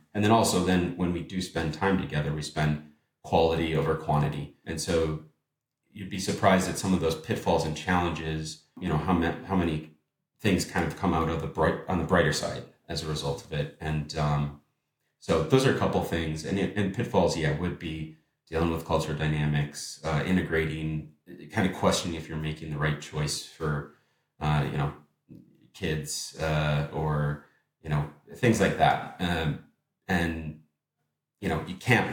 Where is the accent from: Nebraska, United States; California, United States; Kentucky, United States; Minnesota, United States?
Minnesota, United States; Minneapolis; moved away as an adult; now in Amsterdam, Netherlands; moving abroad from Minneapolis, my hometown, that I lived for a decade, to Amsterdam now with my wife